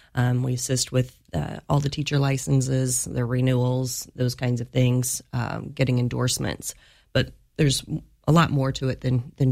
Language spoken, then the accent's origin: English; Jacksonville, Illinois, United States; moved away as an adult; also born or lived in Effingham, Illinois / Charleston, Illinois; I lived in Effingham for 2 years before moving kind of back home. I'm originally from Jacksonville. Wasn't really ready to go back home, so moved over here to Springfield